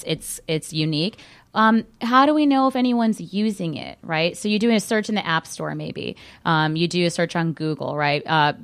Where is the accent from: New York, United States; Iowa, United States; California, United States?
California, United States; I grew up in Southern California, so for us it was a natural transition